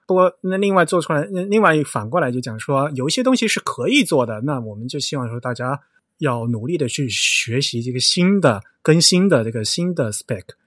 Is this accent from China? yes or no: yes; Yong'an, Fujian, China; moved away; 我是永安人，嗯，所以你说福州话，我说永安话，我们是互相听不懂的